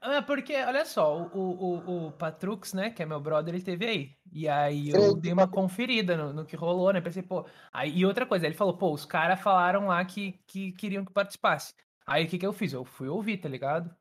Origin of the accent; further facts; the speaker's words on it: Rio Grande do Sul, Brazil; eu sou aqui do Rio Grande do Sul